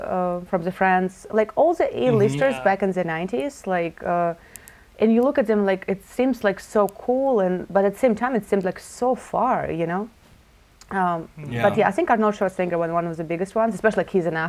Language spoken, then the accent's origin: English; Russia; moved away; I live in a small town in Russia